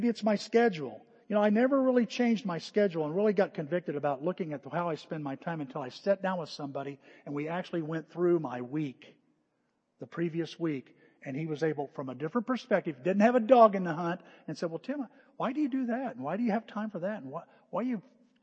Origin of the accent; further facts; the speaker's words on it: United States; We're an American. A lot of American in us